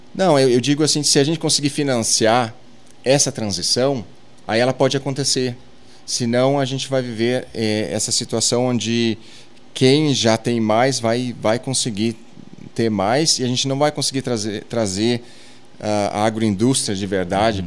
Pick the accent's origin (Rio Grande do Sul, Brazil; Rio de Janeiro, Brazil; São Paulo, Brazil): Rio Grande do Sul, Brazil; Arroio do Tigre; moved away; eu venho lá do Arroio do Tigre, Sobradinho